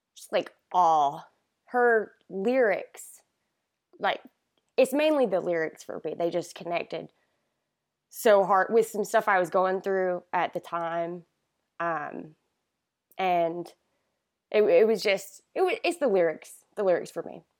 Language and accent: English; Great Falls, South Carolina, United States; Great Falls, South Carolina. Super small town, um, south of Rock Hill